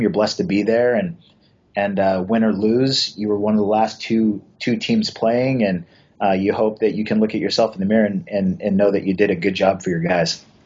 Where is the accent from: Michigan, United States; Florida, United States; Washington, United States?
Washington, United States; I went to a high school where it was uh, you know 2,400 kids, and that was three levels. We were one of the largest high schools uh, in the state of Washington at the time